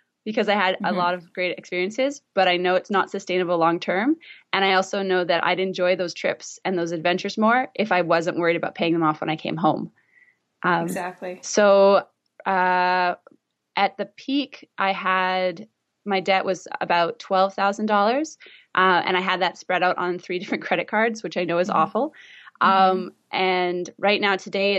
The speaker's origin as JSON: {"language": "English", "town": "Vancouver", "region": "British Columbia", "country": "Canada", "tie": "born or raised there", "said": "this is my hometown, so I don't know what it's like to live anywhere else"}